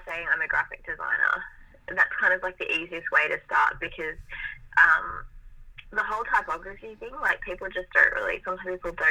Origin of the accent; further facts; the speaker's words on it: Melbourne, Victoria, Australia; Yeah, so I was born in Melbourne. I'm 28, so 28 years ago, I was born in Melbourne and have lived here my whole life. So yeah, I'm I'm half Italian. So my background, as far as like heritage, I I'm half Italian.